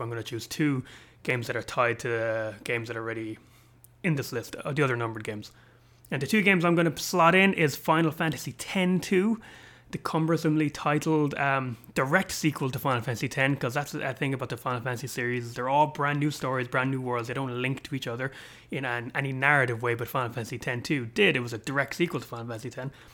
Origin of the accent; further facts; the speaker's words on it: Ireland; an Irishman living in Europe